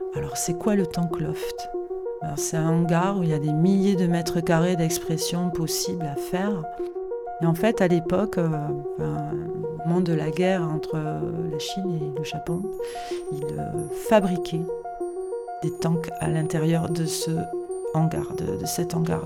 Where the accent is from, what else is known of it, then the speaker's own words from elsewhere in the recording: Toulouse, Occitania, France; de ma ville natale Toulouse